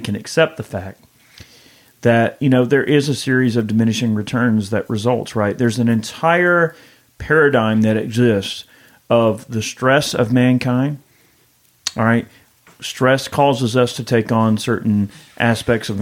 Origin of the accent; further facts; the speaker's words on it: Georgia, United States; I'm a redneck from Georgia.